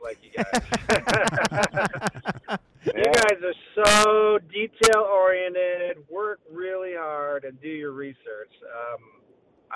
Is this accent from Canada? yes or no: yes; Sault Ste. Marie, Ontario, Canada; moved away as an adult; now in Texas, United States; Being a Canadian boy, I was very lucky to have some great quality schools in Sault Ste. Marie, Ontario